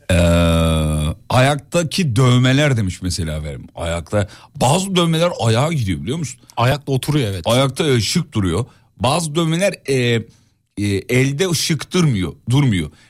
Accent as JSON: {"language": "Turkish", "region": "Istanbul", "country": "Turkey", "tie": "born or raised there", "said": "İstanbul'da doğduk büyüdük"}